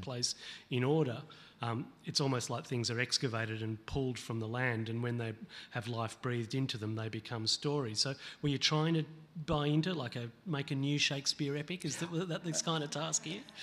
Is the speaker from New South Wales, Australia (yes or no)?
no; Boonwurrung land, Victoria, Australia; I grew up on Bunwurrung land.